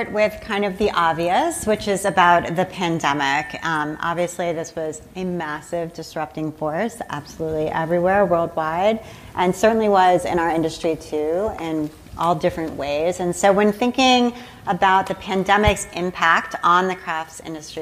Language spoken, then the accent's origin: English; Australia; I'm from Down Under, Australia